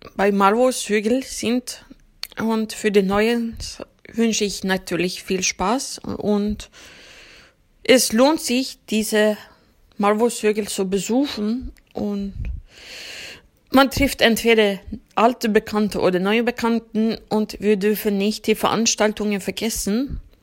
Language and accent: German; Uppsala, Uppsala County, Sweden; German is a second language; ich komme aus Uppsala, Schweden. Uppsala liegt ca. 70 Kilometer nördlich von Stockholm entfernt. Ich bin auch dort geboren und aufgewachsen